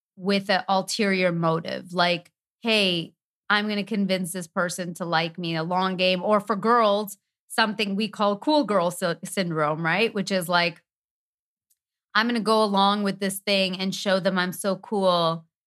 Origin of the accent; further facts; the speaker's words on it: Canada; moved away; we're from Canada